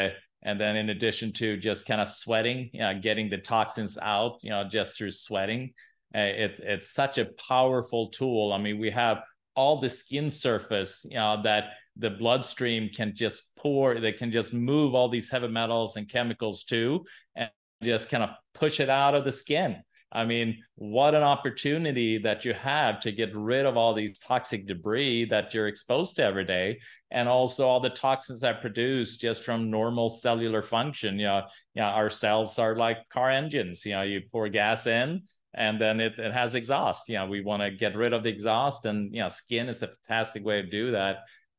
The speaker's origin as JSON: {"language": "English", "country": "Sweden", "second_language": "English", "said": "Yeah, I'm from Sweden."}